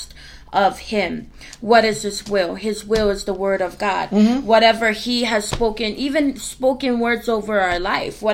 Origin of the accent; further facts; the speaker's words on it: Hana, Hawaii, United States; now in West Virginia, United States; I'm from Hana, Hawaii